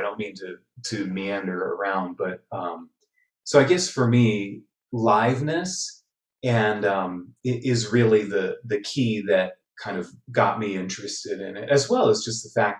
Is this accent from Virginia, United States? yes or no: no; Wooster, Ohio, United States; I grew up attending in Ohio, their Ohio Light Opera in Worcester, and attended that regularly